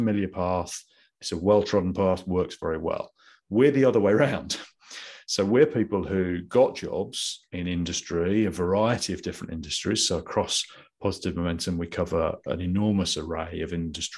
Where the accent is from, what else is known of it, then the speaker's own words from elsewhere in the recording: Midlands, United Kingdom; accent: Midlands; moved away as an adult; also born or lived in London; I'd come from the Midlands, as you can probably tell from my accent